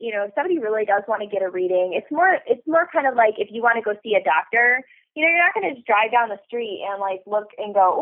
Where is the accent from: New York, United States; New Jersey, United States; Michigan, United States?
Michigan, United States; Detroit; I'm from Detroit